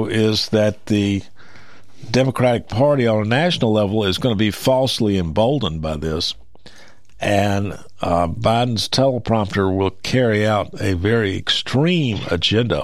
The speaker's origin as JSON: {"language": "English", "area": "Maury County", "region": "Tennessee", "country": "United States", "tie": "born or raised there", "said": "I was born here in Maury County, grew up here"}